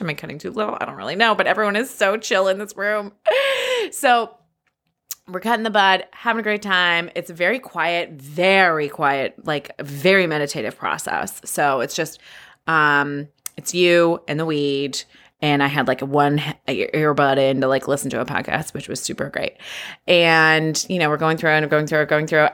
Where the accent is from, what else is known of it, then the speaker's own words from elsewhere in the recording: California, United States; I was born and raised here in California just thirty-five years ago